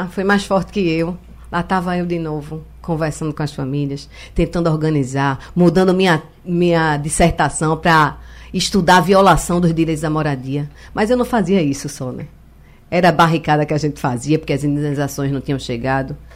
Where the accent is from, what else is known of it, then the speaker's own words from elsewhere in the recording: Olinda, Pernambuco, Brazil; Depois disso, eu sou de Olinda, eu sou da cultura, e a gente estava vivendo um período na cidade da, da, do, do axé, no carnaval de rua né